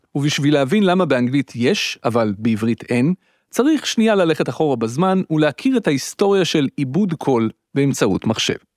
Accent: Petah Tikva, Central District, Israel; היינו שני ילדים חנונים מפתח תקווה שמקליטים בשבת בבוקר תוכניות רדיו מומצאות

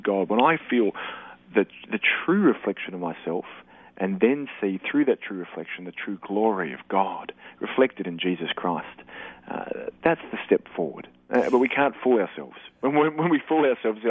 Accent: Australia; also born or lived in Darwin; we're Aussie men

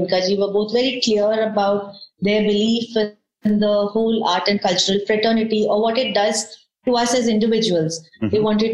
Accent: Coimbatore, Tamil Nadu, India; moved away; also born or lived in Ooty / Kolkata; I'm from Coimbatore. Mm-hmm. My parents are there. And I did most of my education in Coimbatore

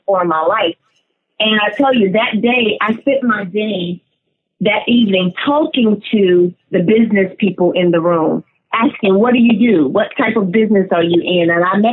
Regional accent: Montgomery, Alabama, United States; moved away as an adult; also born or lived in Atlanta, Georgia; now in Dallas-Fort Worth, United States; I'm originally from Montgomery, Alabama

